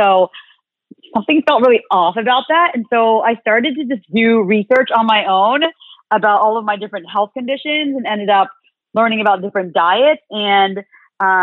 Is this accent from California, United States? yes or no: yes; Southern California, United States; I grew up in Southern California, raised by a Vietnamese immigrant mom